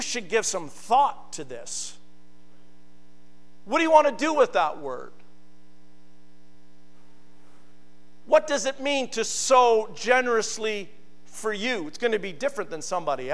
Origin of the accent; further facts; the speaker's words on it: Naughton, Ontario, Canada; in my hometown of Naughton